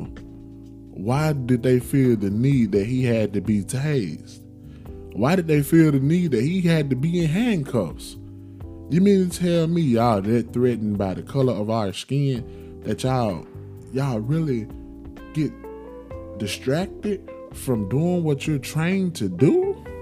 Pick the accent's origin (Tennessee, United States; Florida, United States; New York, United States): Tennessee, United States; Memphis; my hometown, Memphis, Tennessee, love it to death